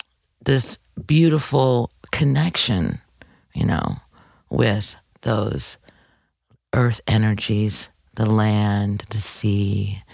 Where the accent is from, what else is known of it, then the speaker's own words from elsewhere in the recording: St. Louis, Missouri, United States; when I tell people I'm from St. Louis, they're like, what?